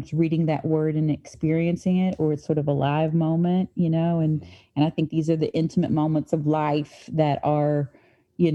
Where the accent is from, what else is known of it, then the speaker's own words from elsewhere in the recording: St. Albans, West Virginia, United States; I grew up in St. Albans, West Virginia